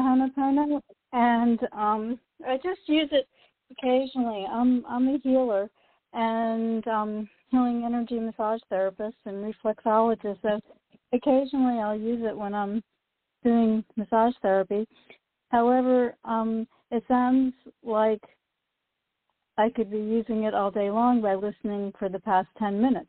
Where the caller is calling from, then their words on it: Delray Beach, Florida, United States; I'm calling from Delray Beach, Florida.